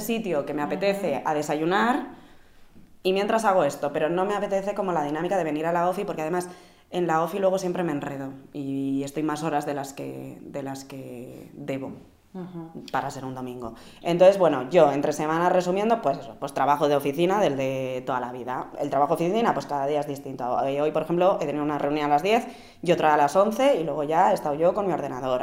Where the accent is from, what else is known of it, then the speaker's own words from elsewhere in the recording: Vitoria-Gasteiz, Basque Country, Spain; yo que soy de Vitoria, que ahí hace, que yo cuando me levantaba pronto para ir al colegio y hacía un frescor